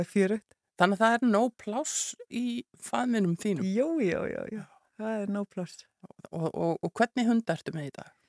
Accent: Súðavík, Westfjords, Iceland; now in Reykjavík, Iceland; Ég nú fættir Reykjavík en uppalinn á Súðavík

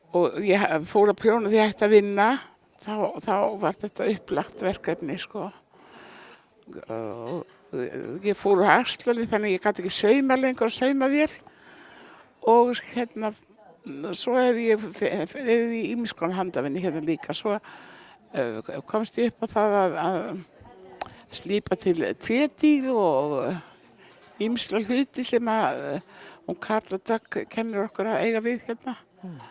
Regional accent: Eyrarbakki, Southern Region, Iceland; moved away; Ég fættu upp alveg að Eirabakka

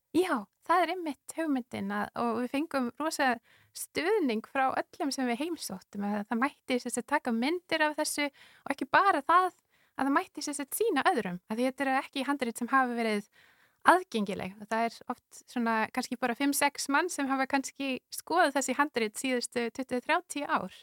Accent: Winnipeg, Manitoba, Canada; Icelandic is a second language; moved away as an adult; now in Iceland; ólst upp í Winnipeg

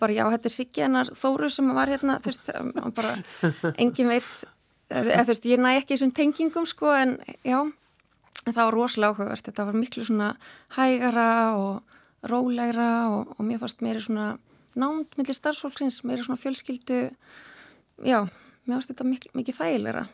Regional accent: Garðabær, Capital Region, Iceland; moved away as an adult; now in Akranes, Iceland; ég er úr Garðabæi

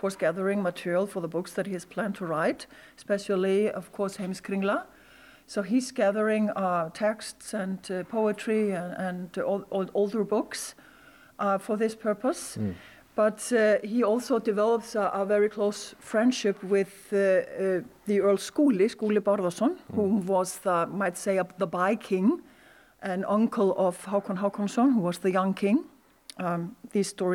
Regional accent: Iceland; I could say full-blood Icelandic

